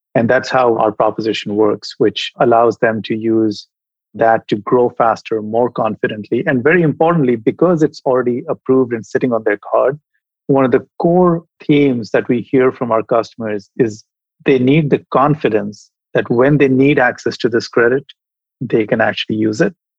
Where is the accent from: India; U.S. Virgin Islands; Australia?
India; moved away as an adult; also born or lived in Europe / United States; now in San Francisco, United States; I was educated as an engineer when I was growing up in India